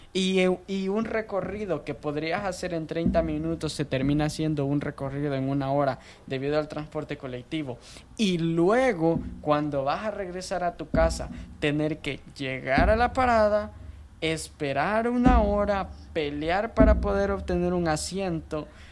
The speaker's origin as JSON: {"language": "Spanish", "country": "El Salvador", "tie": "born or raised there", "moved": "as an adult", "lives_now": "United States", "said": "yo nací en El Salvador, tengo 22 años de edad"}